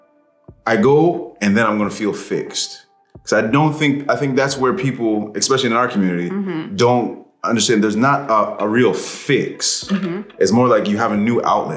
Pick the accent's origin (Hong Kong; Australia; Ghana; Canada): Canada; I'm from Canada